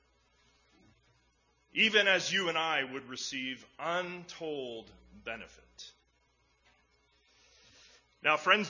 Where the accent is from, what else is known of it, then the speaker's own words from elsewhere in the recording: Edmonton, Alberta, Canada; when I was a kid growing up in Edmonton